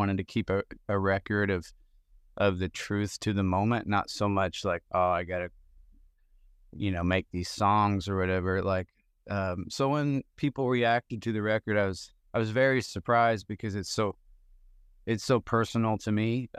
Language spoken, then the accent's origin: English; Indiana, United States; I grew up in Southern Indiana, where there actually is a good amount of snow, so I'm quite familiar with driving on it and living in it and knowing how to exist within it.